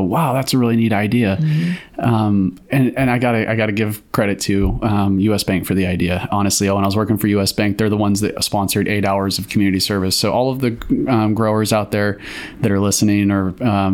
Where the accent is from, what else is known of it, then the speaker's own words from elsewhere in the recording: Cave Junction, Oregon, United States; I grew up in Cave Junction, went to high school and graduated high school there